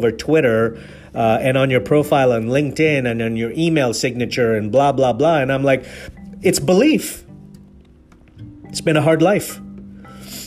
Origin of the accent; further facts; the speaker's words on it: Nairobi, Kenya; moved away; also born or lived in Mombasa, Kenya / England; I was born in Mombasa, raised in Nairobi. I'm an Indian man. I've lived in England.